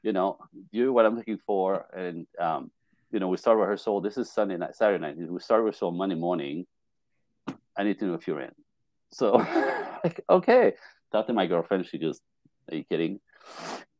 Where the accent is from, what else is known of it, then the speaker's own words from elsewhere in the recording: Canada; also born or lived in Japan; I'm Canadian.